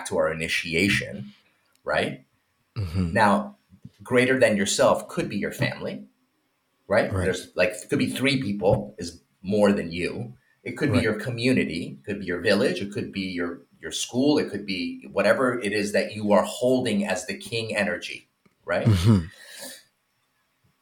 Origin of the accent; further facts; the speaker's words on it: Iran; moved away; I'm from Iran